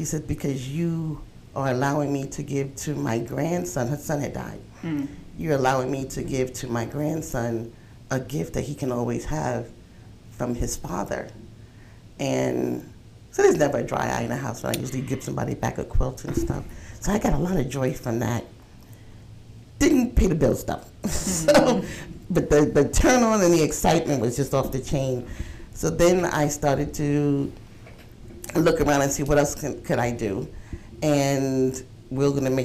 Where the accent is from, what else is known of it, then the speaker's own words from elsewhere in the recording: New York, United States; moved away as an adult; now in South Carolina, United States; I am a transplant from New York